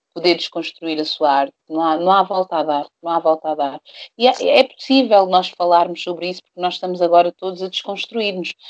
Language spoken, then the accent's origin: Portuguese; Portugal; Eu nasci em Portugal, sou hum. negra, sou preta